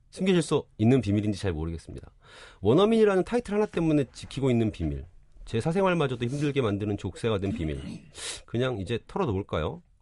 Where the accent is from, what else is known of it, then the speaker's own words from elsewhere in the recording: Seoul, South Korea; born there; 나는 서울에서 태어났지만